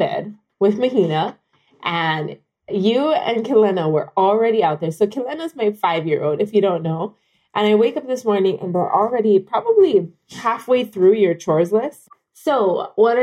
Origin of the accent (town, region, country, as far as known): Kailua-Kona, Hawaii, United States; born or raised there